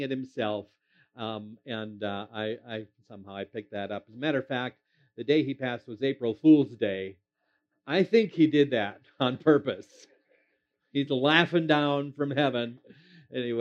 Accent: Minnesota, United States; moved away; I am originally from Minnesota, and that will always be my home state

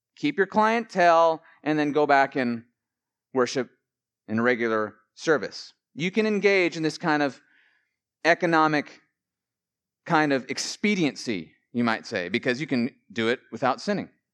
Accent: Billings, Montana, United States; I grew up in Billings, Montana

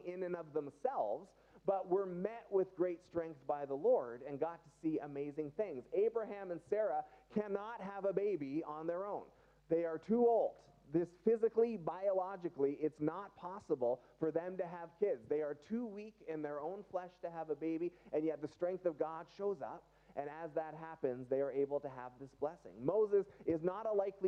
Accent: Canada; we're still Canadian today

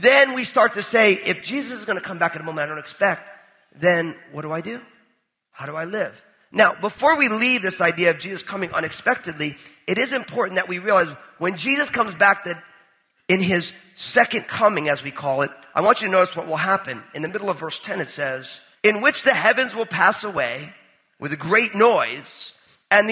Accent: New Jersey, United States; I'm all Italian from New Jersey

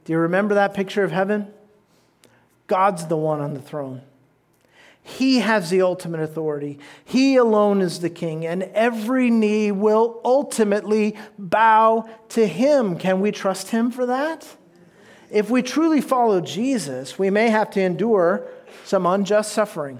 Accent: United States; even as American citizens

